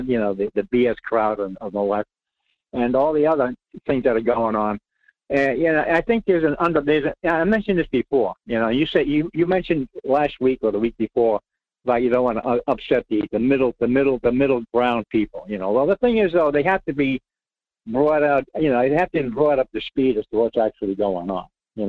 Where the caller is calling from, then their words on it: Rhode Island, United States; It's your friend, Rhode Island.